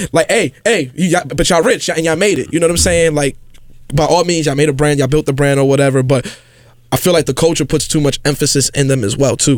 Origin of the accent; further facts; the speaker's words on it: New York City, New York, United States; I grew up in the South Bronx